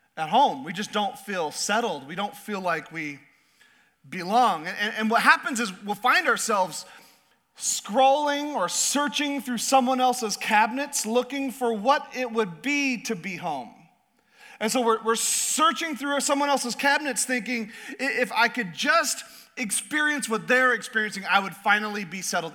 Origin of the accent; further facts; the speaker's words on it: Southeast Alaska, United States; I was raised in Southeast Alaska